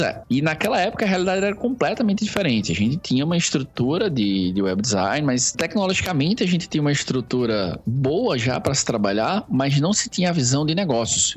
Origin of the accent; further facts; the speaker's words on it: Palmeira dos Índios, Alagoas, Brazil; moved away; also born or lived in Maceió; eu sou de uma cidade chamada Palmeira dos Índios